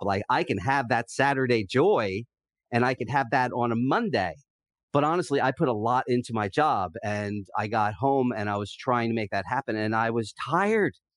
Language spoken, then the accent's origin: English; New Jersey, United States; moved away as an adult; now in San Diego, United States; we were both sports fans growing up in Southern Jersey